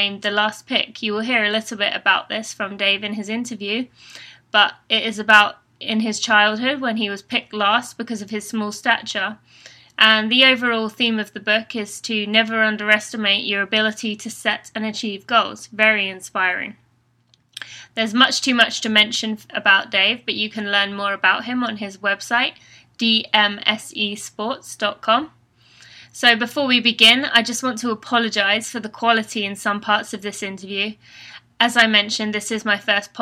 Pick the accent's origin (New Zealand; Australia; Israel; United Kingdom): United Kingdom; England; accent: British; now in United States; I'm originally from England, and I'm an elite runner living in America with my fiancé, Steve